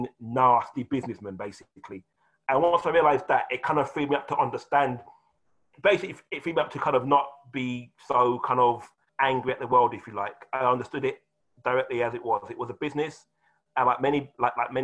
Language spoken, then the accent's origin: English; England, United Kingdom; I'm English